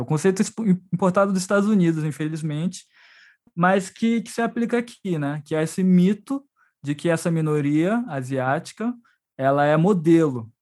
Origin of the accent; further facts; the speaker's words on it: Brazil; Nós somos brasileiros